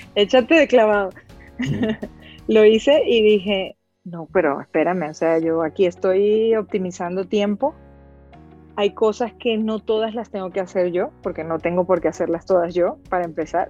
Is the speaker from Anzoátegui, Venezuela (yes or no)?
no; Caracas, Capital District, Venezuela; moved away as an adult; also born or lived in Italy; now in Guadalajara, Mexico; soy venezolana de corazón. Me crié en Caracas, en la capital, un lugar maravilloso